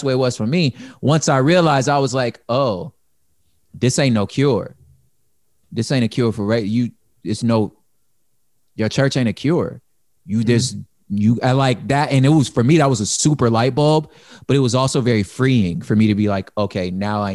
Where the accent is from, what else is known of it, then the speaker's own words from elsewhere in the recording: California, United States; I don't cease being a Californian. When I become a grab, I'm still a Californian.